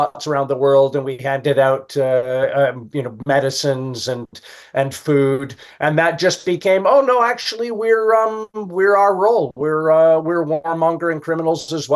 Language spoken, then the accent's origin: English; Calgary, Alberta, Canada; moved away as an adult; also born or lived in Los Angeles / Europe; now in United Kingdom; I'm from Calgary, Alberta, Canada